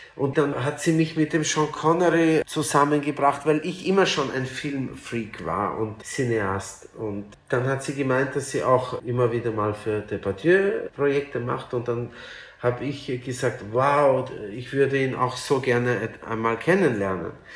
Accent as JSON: {"language": "German", "region": "Vienna", "country": "Austria", "tie": "born or raised there", "also_born_or_lived": "Lithuania", "said": "aber Wien ist mein Zuhause. Natürlich fühle ich mich wahrscheinlich mehr als Wiener"}